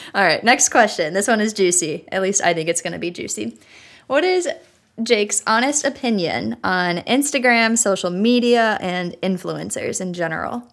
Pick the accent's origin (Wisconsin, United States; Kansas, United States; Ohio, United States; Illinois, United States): Illinois, United States; moved away as an adult; now in New York City, United States; I'm from Illinois